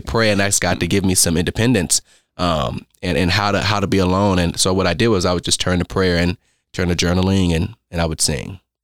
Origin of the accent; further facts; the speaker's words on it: Las Vegas, Nevada, United States; moved away as an adult; also born or lived in Oakland, California; now in Owensboro, United States; I'm from Las Vegas, Nevada. Now, I was born in Oakland, California